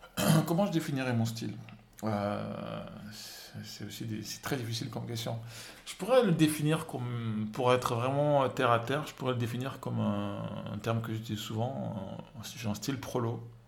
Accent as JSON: {"language": "French", "country": "Senegal", "tie": "born or raised there", "moved": "as an adult", "said": "je suis né au Sénégal, j'ai grandi au Sénégal"}